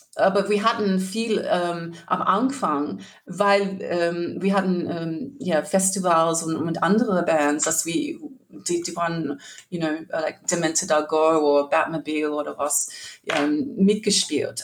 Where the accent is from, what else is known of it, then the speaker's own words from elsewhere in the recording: rural New South Wales, Australia; German is a second language; moved away as an adult; also born or lived in Sydney, Australia; now in Cologne, Germany; Ich war in Sydney geboren und auf dem Land aufgewachsen und dann ähm, später in Sydney gewohnt mit meiner Großmutter und für viele Jahre